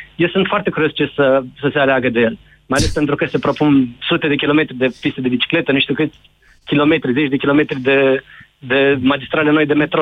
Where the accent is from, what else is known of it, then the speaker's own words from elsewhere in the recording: Suceava, Suceava County, Romania; now in Bucharest, Romania; eu sunt din Suceava